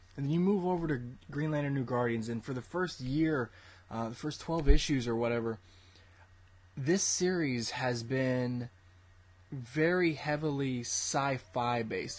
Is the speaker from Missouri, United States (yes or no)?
no; Austin, Texas, United States; my hometown of Austin, Texas